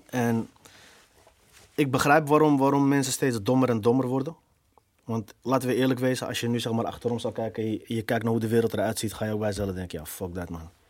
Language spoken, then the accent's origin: Dutch; Morocco; Ja, ik ben Marokkaan, dus ik hoor in deze hoek.